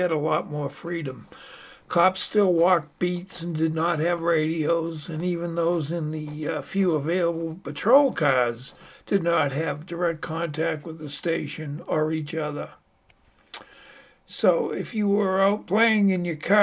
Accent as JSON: {"language": "English", "town": "Arlington", "region": "Massachusetts", "country": "United States", "tie": "born or raised there", "said": "I grew up in Allington, Mass. It's a middle-class bedroom community about 6 miles north of Boston"}